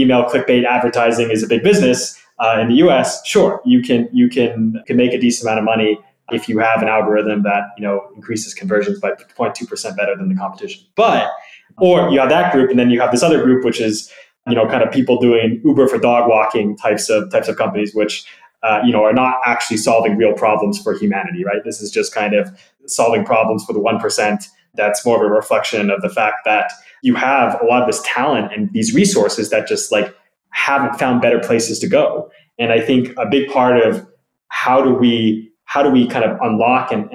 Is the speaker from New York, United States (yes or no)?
no; California, United States; moved away; to have grown up in the US. I'm from California originally.